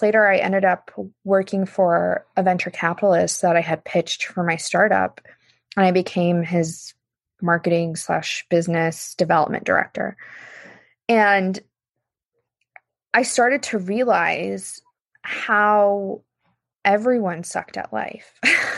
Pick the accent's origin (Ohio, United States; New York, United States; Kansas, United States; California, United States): Kansas, United States; moved away as an adult; now in Los Angeles, United States; I moved from Kansas, and I'm growing up in Kansas was really difficult for me because I'm Egyptian